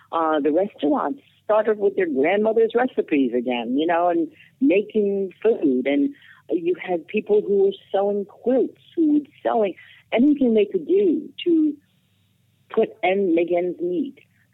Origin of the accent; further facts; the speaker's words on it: New York, United States; my husband's from New York, and I was raised in New York for about 20 years.